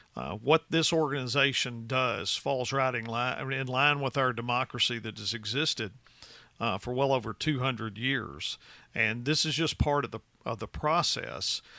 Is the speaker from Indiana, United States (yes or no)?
no; West Tennessee, United States; moved away as an adult; I'm from the West Tennessee region, uh, originally